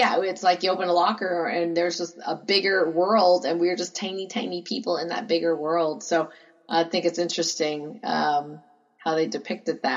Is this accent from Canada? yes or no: yes; Canada; I'm from Canada